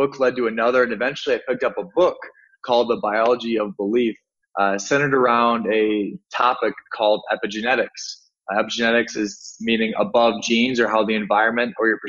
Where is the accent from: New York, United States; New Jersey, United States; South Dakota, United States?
South Dakota, United States; Sioux Falls; moved away as an adult; also born or lived in Miami; I was in my hometown in Sioux Falls, South Dakota, in the United States